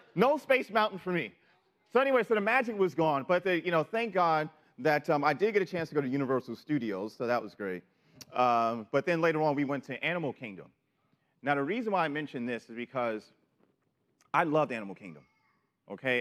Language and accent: English; New York City, New York, United States; moved away; I'm from New York City